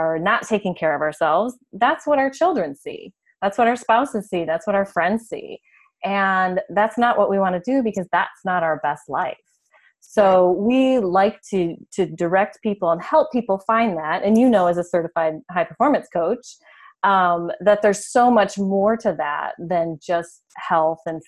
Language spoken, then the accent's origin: English; Michigan, United States; also born or lived in California wine country; now in California, United States; I grew up in Michigan, and so I know what snow is all about